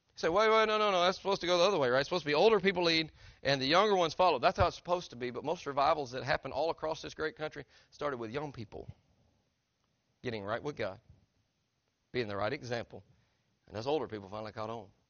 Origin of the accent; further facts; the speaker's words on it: Tennessee, United States; I'm from Tennessee